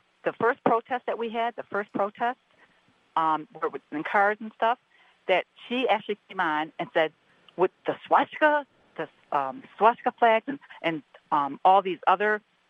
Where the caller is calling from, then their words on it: Troy, Michigan, United States; from Troy, Michigan.